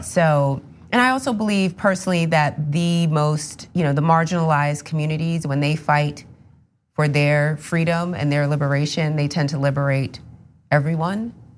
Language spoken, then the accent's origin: English; New Rochelle, New York, United States; I'm from, uh, New Rochelle, New York